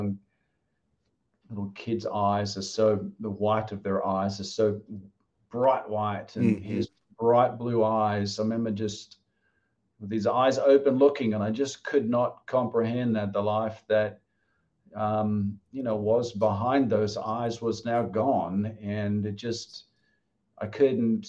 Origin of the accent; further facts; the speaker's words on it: Australia; moved away as an adult; also born or lived in Wollongong; now in Wilmington, United States; I'm from Australia, and I came here, you know, when I finished my studies